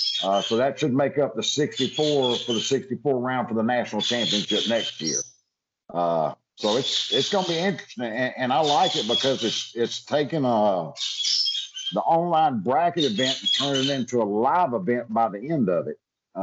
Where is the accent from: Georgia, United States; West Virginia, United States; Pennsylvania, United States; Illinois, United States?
Georgia, United States; also born or lived in Alabama; now in Florida, United States; for me as a Florida angler, I'm gonna have to bring a lot of tactics growing up in Georgia and Alabama.